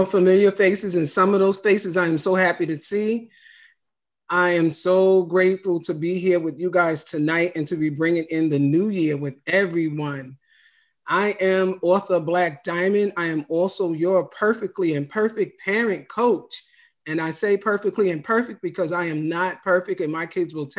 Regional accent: New York, United States; now in Maryland, United States; I am originally from New York.

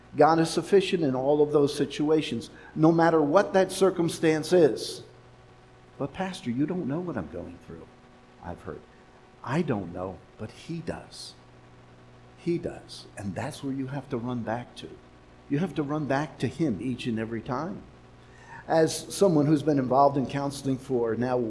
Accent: New York City, New York, United States; now in Los Angeles, United States; where I was born in Manhattan, in New York City.

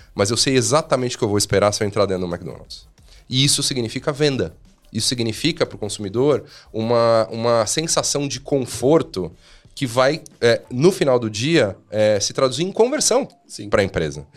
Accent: Brazil; a gente é brasileiro

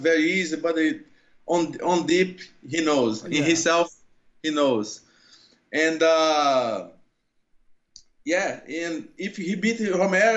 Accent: Brazil; English is a second language; moved away as an adult; now in United States; I'm Brazilian, I'm not American

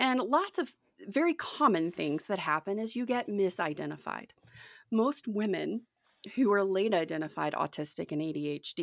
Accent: Mobile, Alabama, United States; moved away as an adult; also born or lived in Crawford, Colorado; now in Somerset, United States; I'm originally from Mobile, Alabama. I grew up on the Gulf Coast

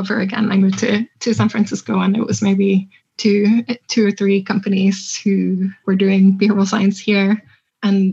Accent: Tromsø, Troms, Norway; it's my hometown. It's where I grew up. It's in the north of Norway

